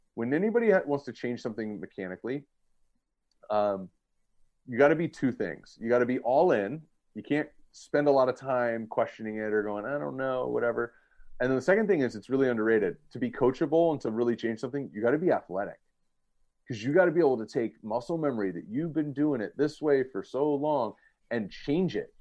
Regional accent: Southern California, United States; also born or lived in Cincinnati, Ohio; I grew up in Southern California and I live here now.

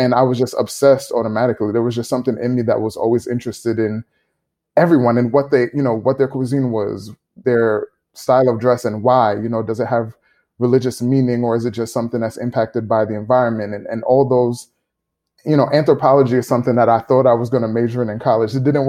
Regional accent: New York City, New York, United States; growing up in New York City, you're surrounded by people from literally every country in the world. I grew up around people from everywhere. My family is from the islands. I'm from Grenada and Jamaica.

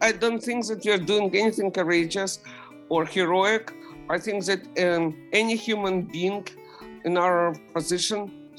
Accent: Ukraine; English is a second language; now in United States; When we immigrated from Ukraine, we had to wait half a year in Austria and Italy in refugee camps.

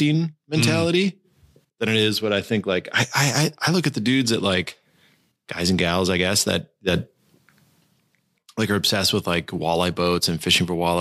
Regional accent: St. Cloud, Minnesota, United States; I grew up in St. Cloud. So north of the Twin Cities a bit

